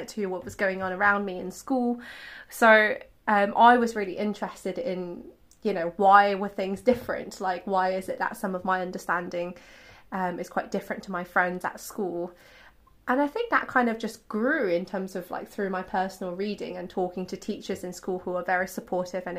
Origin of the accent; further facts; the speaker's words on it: London, United Kingdom; also born or lived in Beijing, China / Bath; I was born in China, so I was born in Beijing, and I came to the UK when I was 10 with my family. So yeah, so I've kind of grown up mostly in London